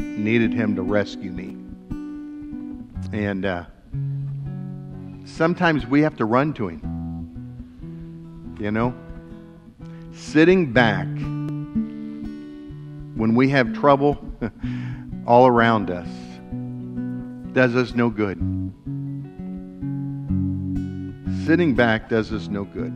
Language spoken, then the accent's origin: English; West Alexandria, Ohio, United States; We grew up over in West Alexandria, so just 35 through New Lebanon, small little town, one stoplight